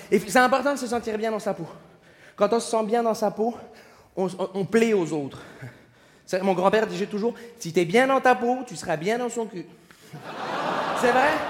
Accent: Montreal, Quebec, Canada; bonsoir, je me présente … je viens de Montréal.

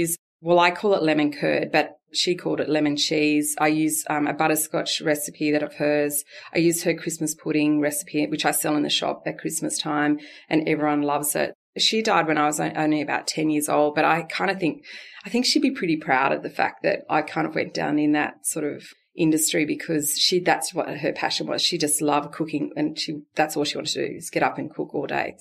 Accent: Walgett, New South Wales, Australia; now in Narrabri, Australia; I'm from Walgett

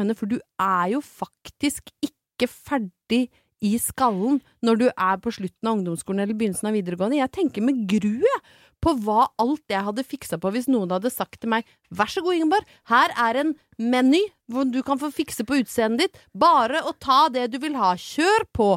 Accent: Brøttum, Innlandet, Norway; jeg er fra Brøttum

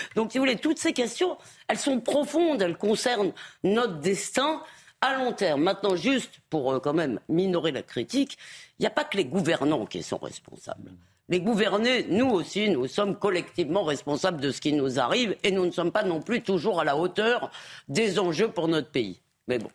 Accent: Épinay-sur-Seine, Île-de-France, France; j'ai grandi à Épinay-sur-Seine

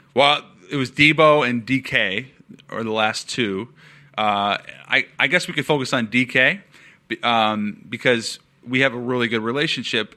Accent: Seattle, Washington, United States; I'm from Seattle

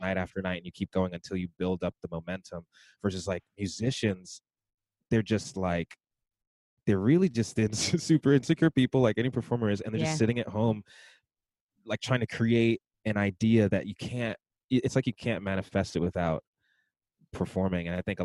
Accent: New York City, New York, United States; I'm from Brooklyn

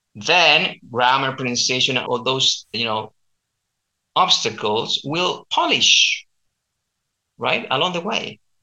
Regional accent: Chile; accent: Chilean; first language Spanish; English is a second language; I teach standard Spanish with my local Chilean accent, and uh, I also teach Chilean culture if you're interested in learning about my country

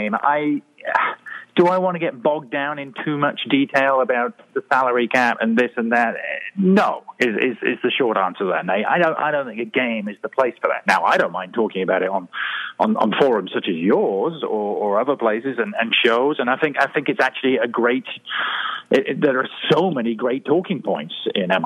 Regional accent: Marlborough, South West England, United Kingdom; I grew up in the West Country of England, a small town called Marlborough

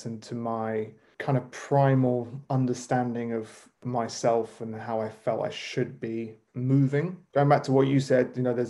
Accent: New Forest, South East England, United Kingdom; moved away as an adult; now in London, United Kingdom; I grew up in the New Forest, which is an amazing national park on the south coast of England

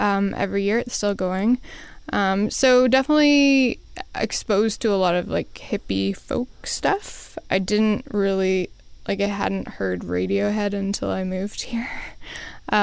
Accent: Smithers, British Columbia, Canada; I grew up near Smithers, BC, which is in northern BC

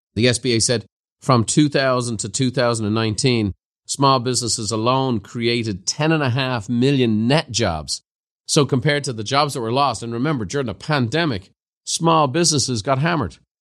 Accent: Ireland; growing up in Ireland, I had a Christian brother teacher

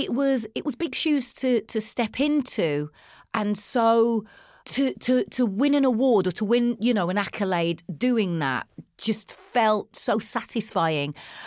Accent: United Kingdom; The thing that we had in common is our age, you know, and obviously being British.

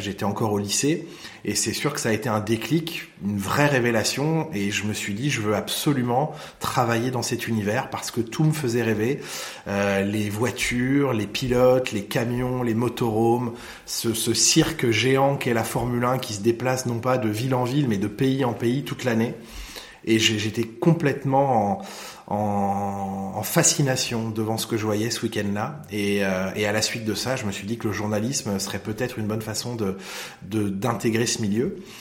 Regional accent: Lohéac, Brittany, France; j'ai grandi là-bas, j'ai passé mes vacances là-bas

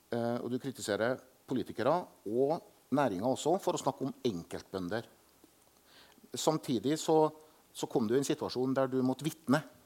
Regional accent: Selbu, Trøndelag, Norway; jeg er jo vokst opp med at alle dyr i melkefjøset til min far, for eksempel hjemme i Selbu, hadde navn

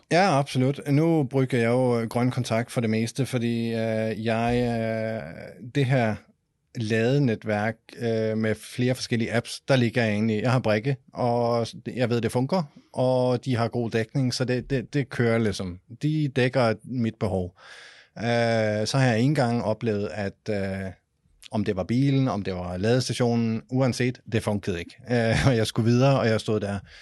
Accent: Denmark

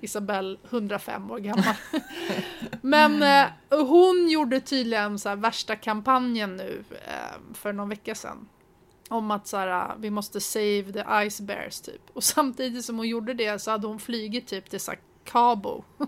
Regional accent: Sweden; vi som svenskar är ju ganska förskonade

